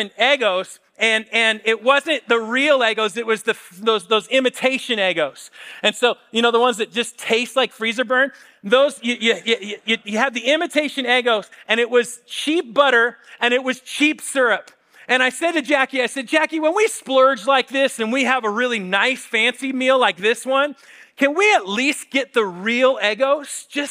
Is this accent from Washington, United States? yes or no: yes; Spokane, Washington, United States; I grew up in Spokane.